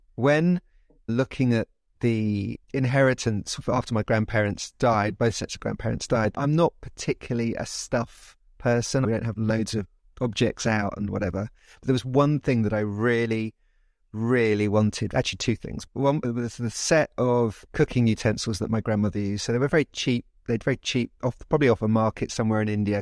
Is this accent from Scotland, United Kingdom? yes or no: no; London, United Kingdom; also born or lived in Oxford; I grew up in London. I am English, British.